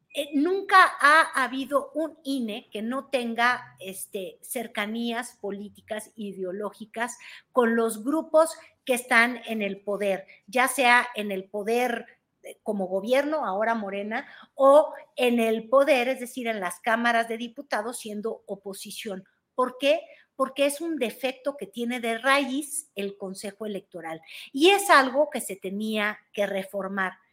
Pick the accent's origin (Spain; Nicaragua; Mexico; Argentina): Mexico; somos los mexicanos